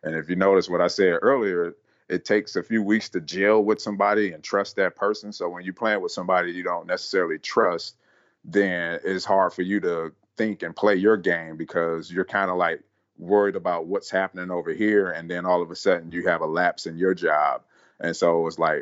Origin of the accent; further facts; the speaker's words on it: Cleveland, Ohio, United States; also born or lived in San Francisco, California; now in Columbus, United States; I grew up in Cleveland, Ohio, graduated high school